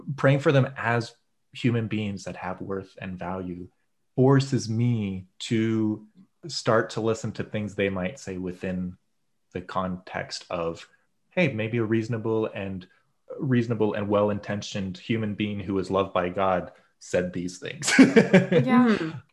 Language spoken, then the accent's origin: English; United States; I'm very American